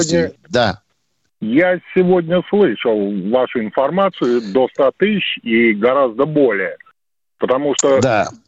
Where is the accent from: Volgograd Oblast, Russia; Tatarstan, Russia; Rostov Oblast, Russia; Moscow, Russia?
Volgograd Oblast, Russia; Volgograd; born there; Нет, я родился уже в Волгограде